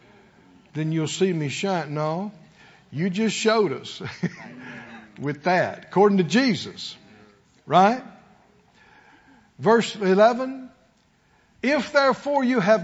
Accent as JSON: {"language": "English", "region": "Mississippi", "country": "United States", "moved": "yes", "said": "we're from the country. We're from Mississippi"}